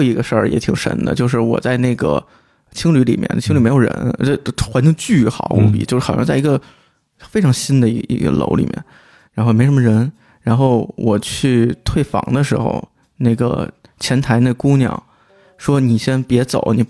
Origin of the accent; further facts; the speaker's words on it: China; 我我就我就说我是中国人